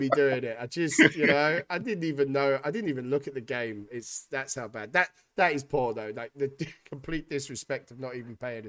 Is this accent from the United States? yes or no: no; Wales, United Kingdom; I'm a Welshman, innit?